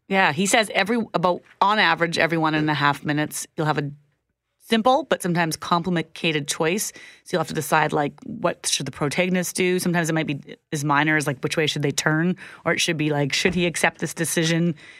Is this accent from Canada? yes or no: yes; Minnedosa, Manitoba, Canada; also born or lived in Zimbabwe; growing up in Minnedosa in the seventies and eighties